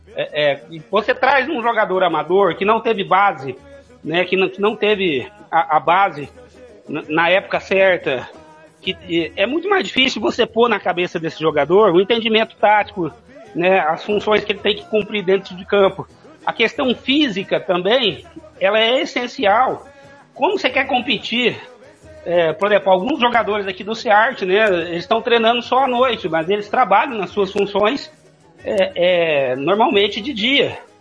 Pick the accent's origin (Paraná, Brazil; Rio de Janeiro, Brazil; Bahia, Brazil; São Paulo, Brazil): São Paulo, Brazil; Franca; also born or lived in Cuiabá, Mato Grosso / Juína / Aripuanã / Coronel Sapucaia; now in Dourados, Brazil; eu sou paulista de Franca, né, de ali na na região nordeste